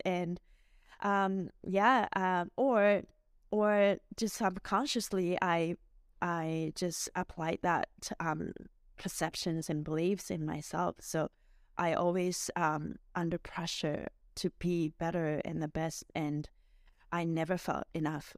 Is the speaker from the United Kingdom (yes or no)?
no; Miyazaki, Japan; moved away as an adult; also born or lived in Edmonton, Canada; now in Vancouver, Canada; I was born and raised in Miyazaki City in Japan, and I came to Canada, uh, originally in two thousand two